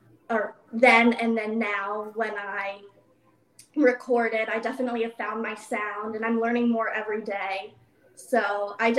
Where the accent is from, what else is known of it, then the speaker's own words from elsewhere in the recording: Virginia, United States; I am based in Virginia right now. That's my hometown